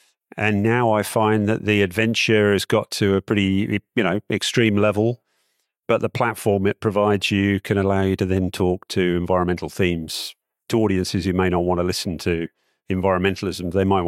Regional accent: Malaysia; I grew up in Malaysia as a small kid. I'm in my 50s now.

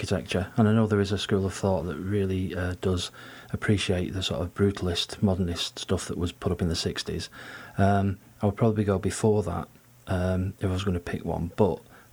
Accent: Stockport, North West England, United Kingdom; I'm from Stockport

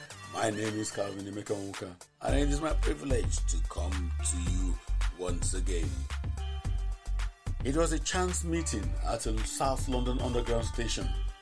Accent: Nigeria; She asked me where I was from. Nigeria, I replied.

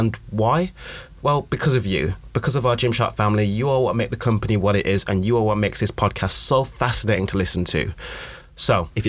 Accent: United Kingdom; We can talk about the weather all day because we're British.

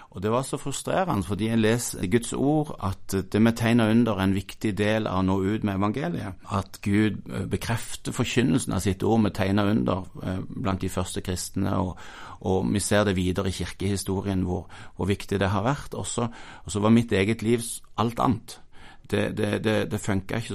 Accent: Mandal, Agder, Norway; moved away; also born or lived in Stavanger, Norway / Paris, France / Sandnes, Norway; jeg kommer fra Mandal. Eh, det blide Sørland. Eh, og har fått gå i lære hos gode folk og vokse som disippel på bedehuset i Mandal

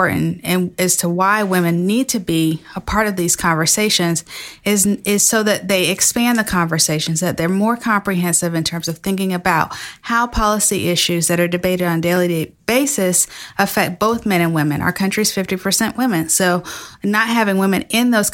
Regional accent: Florida, United States; moved away; my home state of Florida

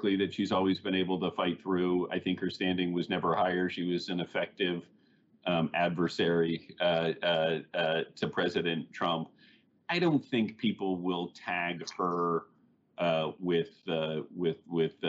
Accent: Missouri, United States; moved away as an adult; now in New York, United States; I grew up in Missouri and moved to New York after school

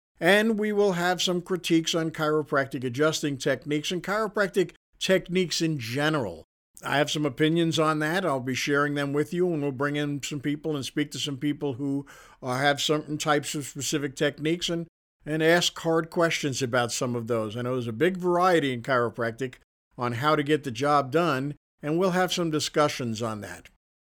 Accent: Queens, New York, United States; accent: Queens; So I had to spend a lot of time trying to lose my Queens accent, which I'm fairly successful at, not completely, you can tell from the sound of my voice

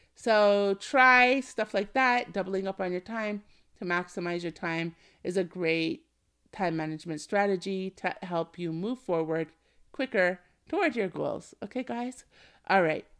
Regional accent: Canada; my home country is Canada

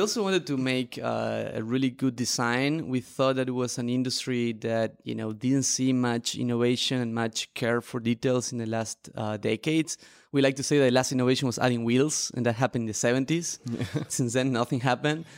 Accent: Argentina; moved away as an adult; also born or lived in Barcelona; I am a traveler and an entrepreneur, originally from Argentina

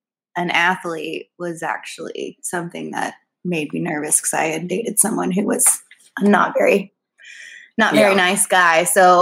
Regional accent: Clear Lake, Texas, United States; I was from Clear Lake, so close by.

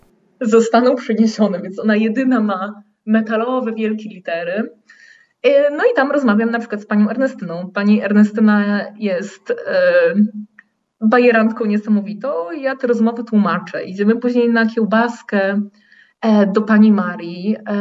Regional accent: Poland; moved away as an adult; now in Porto, Portugal; ja wychowałam się w Polsce w dużym mieście

